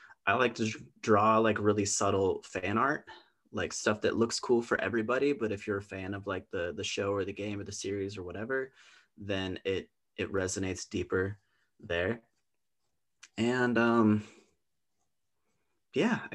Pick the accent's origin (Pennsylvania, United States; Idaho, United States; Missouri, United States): Idaho, United States; Twin Lakes; I grew up in Twin Lakes, which is just like a rock's throw away from Coeur d'Alene.